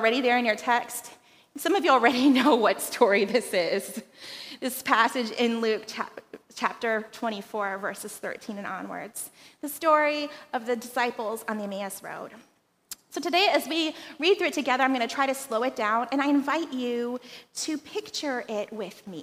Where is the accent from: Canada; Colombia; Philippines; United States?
Philippines; moved away; growing up in the Philippines